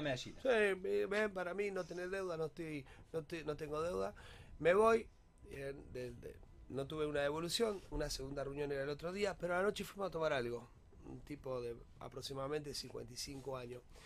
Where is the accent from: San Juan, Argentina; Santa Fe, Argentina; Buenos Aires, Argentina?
Santa Fe, Argentina; Rosario; para todos nosotros como Rosarino